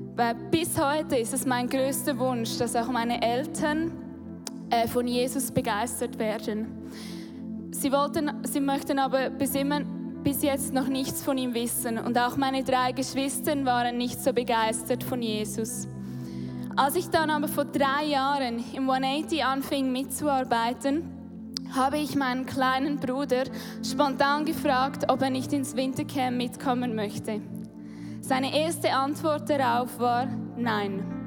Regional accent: Hochdorf, Lucerne, Switzerland; Hochdorf aufgewachsen, das ist in der Nähe von Luzern

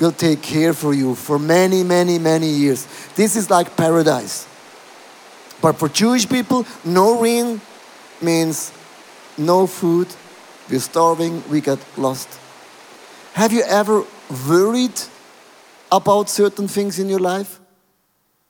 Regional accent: Switzerland; I'm from Switzerland

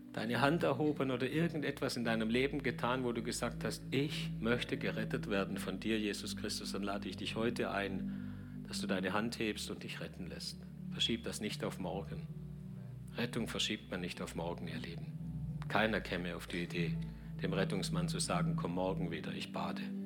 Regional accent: Germany; uns in Deutschland

